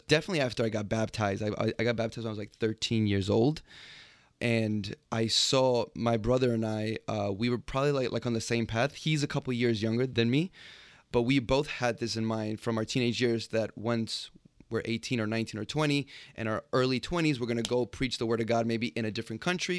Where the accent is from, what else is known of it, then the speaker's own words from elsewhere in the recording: New York City, New York, United States; So I was born and raised in Jamaica, Queens. Not super exotic, but yeah, that's where it all starts.